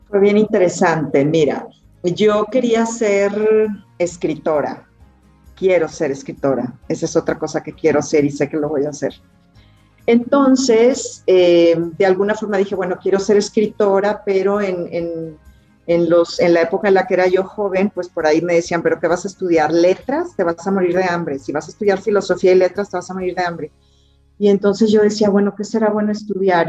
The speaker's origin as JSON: {"language": "Spanish", "town": "Monterrey", "region": "Nuevo León", "country": "Mexico", "tie": "born or raised there", "said": "Yo nací en Monterrey, Nuevo León"}